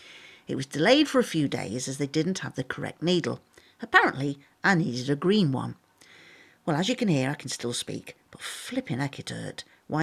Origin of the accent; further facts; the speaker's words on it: Grimsby, Yorkshire and the Humber, United Kingdom; my hometown.